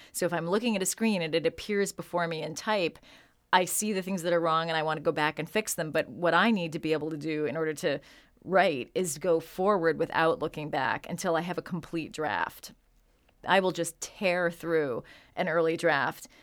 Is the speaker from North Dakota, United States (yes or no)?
no; San Francisco, California, United States; also born or lived in Chicago; I grew up in San Francisco during the seventies